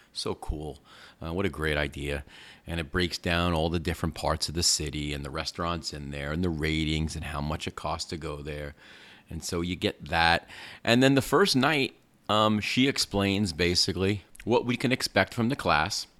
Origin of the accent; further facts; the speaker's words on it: New York, United States; moved away; I grew up in New York